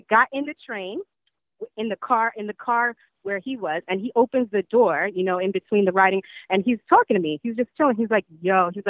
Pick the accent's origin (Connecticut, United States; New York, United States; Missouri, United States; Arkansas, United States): New York, United States; I'm born and raised in New York